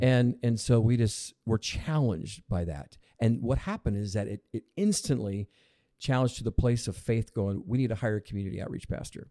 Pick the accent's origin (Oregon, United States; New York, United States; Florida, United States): Oregon, United States; Lebanon; also born or lived in California / Portland, Oregon; pretty much grew up in Lebanon